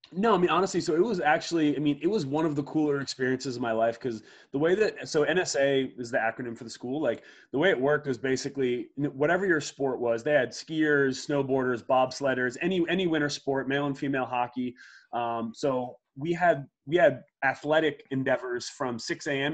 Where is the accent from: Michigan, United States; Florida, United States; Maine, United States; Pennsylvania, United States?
Pennsylvania, United States; Media; also born or lived in Lake Placid, New York; I grew up in Media, Pennsylvania